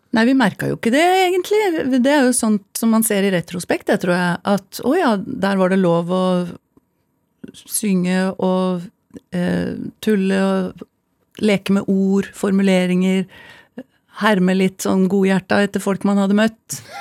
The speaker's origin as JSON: {"language": "Norwegian", "region": "Oslo", "country": "Norway", "tie": "born or raised there", "said": "vi vokste opp på Abelsø"}